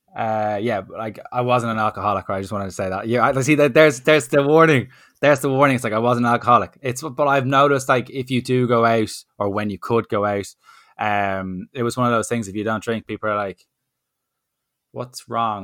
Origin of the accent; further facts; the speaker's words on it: Ireland; as an Irish person